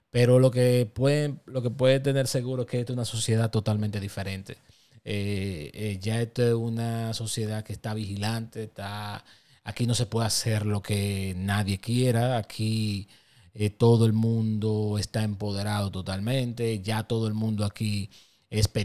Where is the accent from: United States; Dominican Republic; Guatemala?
Dominican Republic; día todos vivimos aquí, todos pertenecemos a la República Dominicana, todos somos dominicanos